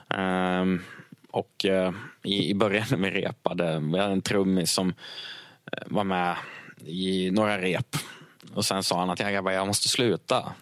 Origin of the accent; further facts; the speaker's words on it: Krondiket, Dalarna County, Sweden; jag är från Krondiket